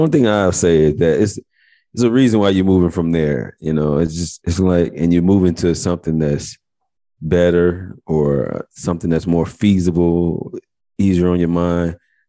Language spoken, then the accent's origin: English; Chicago, Illinois, United States; moved away as an adult; now in Texas, United States; I'm from Chicago, so I'm just almost 3 years in.